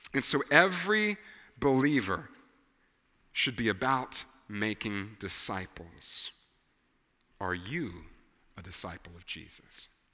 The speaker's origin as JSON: {"language": "English", "region": "Tennessee", "country": "United States", "tie": "born or raised there", "said": "we were raised here in Tennessee"}